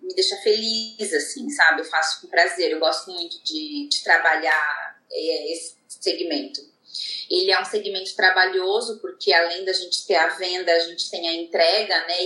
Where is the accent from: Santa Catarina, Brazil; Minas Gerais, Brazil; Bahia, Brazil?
Santa Catarina, Brazil; Joinville; also born or lived in Manaus; now in São Paulo, Brazil; sou de Joinville, de Santa Catarina